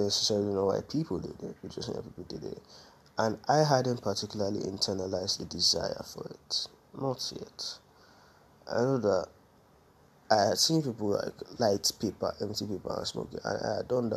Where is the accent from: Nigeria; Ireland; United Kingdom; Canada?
Nigeria; I'm growing up in Nigeria.